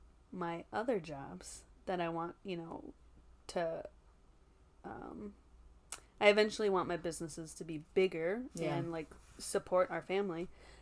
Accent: Eau Claire, Wisconsin, United States; I'm from Eau Claire, born and raised, and sober 9 years.

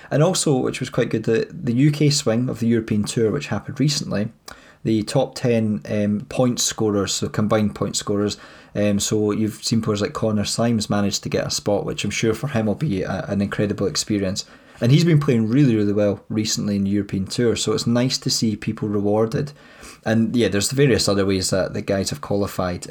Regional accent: Scotland, United Kingdom; we're Scottish

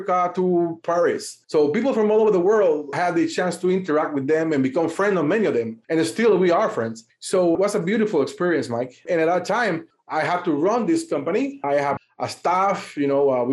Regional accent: Panama; I'm from Panama. Born and raised in Panama, and I've been here all my life.

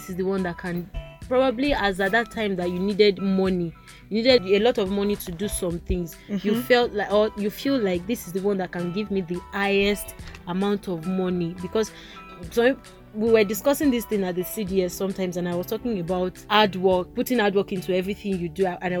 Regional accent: Kwara, Nigeria; let me actually, you know, I'm from Quara, so let me just you.

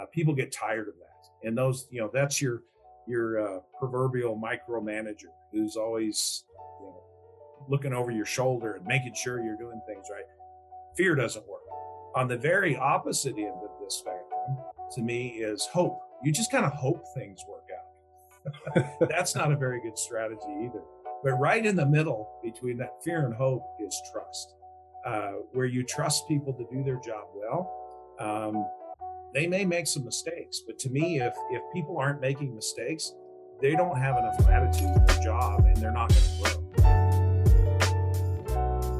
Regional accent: northern Colorado, United States; moved away as an adult; also born or lived in Houston, Texas; now in Calgary, Canada; We both grew up in northern Colorado

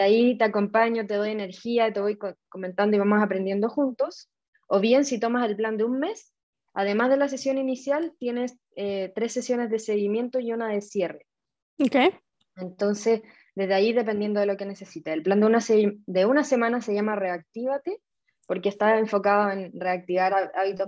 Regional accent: Chile; yo soy chilena

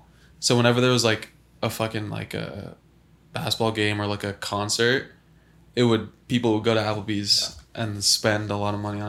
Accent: Santa Clarita, California, United States; also born or lived in Saugus, California; And I grew up in Saugus at first and then moved to Valencia and then was there like my whole life.

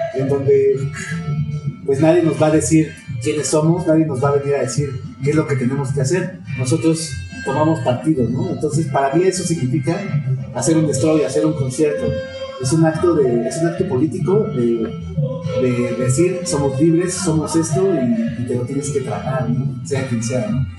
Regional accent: Mexico City, Mexico; cómo me inserto yo como chilango en un mundo global

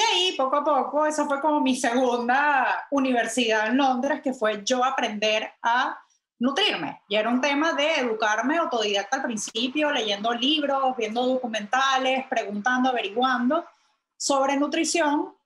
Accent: Venezuela; moved away; also born or lived in London / New York; yo soy venezolana

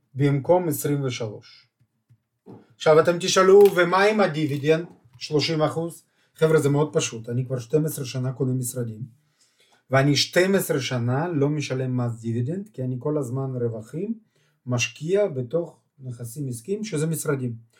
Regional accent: Beersheba, Southern District, Israel; אני מבאר שבע

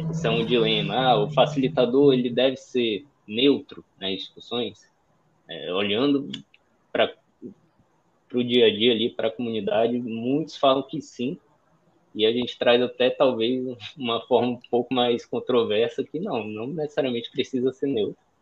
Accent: Manaus, Amazonas, Brazil; also born or lived in São Paulo; sou de Manaus, moro em Manaus, nascido e criado aqui

